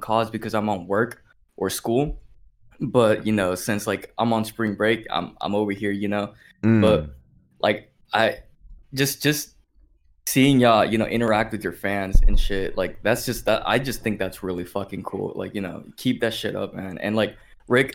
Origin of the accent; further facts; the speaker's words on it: Tampa, Florida, United States; I'm from the Tampa area